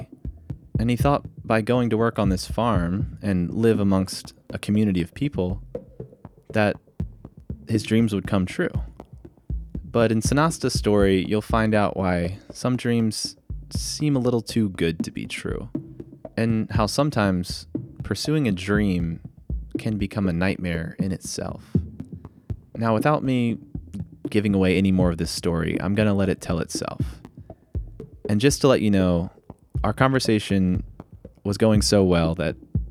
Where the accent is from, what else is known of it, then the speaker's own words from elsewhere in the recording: East Coast, United States; I grew up on the East Coast.